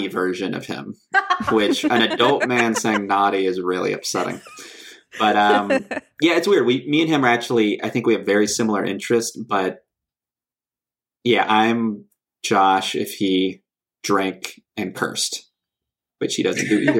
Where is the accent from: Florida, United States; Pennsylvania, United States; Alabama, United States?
Alabama, United States; Birmingham; I'm from Birmingham, Alabama